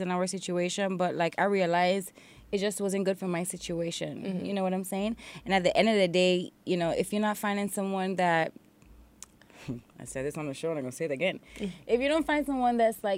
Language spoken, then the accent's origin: English; U.S. Virgin Islands; accent: Island; I'm originally from St. Thomas, U.S. Mm-hmm. Virgin Islands